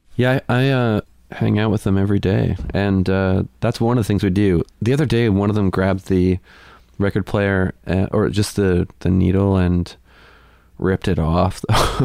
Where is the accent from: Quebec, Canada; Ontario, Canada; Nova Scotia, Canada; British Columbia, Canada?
Nova Scotia, Canada; Amherst; moved away as an adult; now in Sackville, Canada; I grew up in Amherst